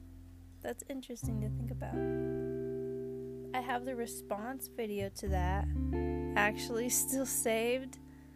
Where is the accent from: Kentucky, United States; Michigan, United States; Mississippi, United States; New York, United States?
New York, United States; Queens; Dominican, Cuban, my dad is from PR, and Cuba, that means I am Chile, Dominican Rican, but I always say I'm from Queens.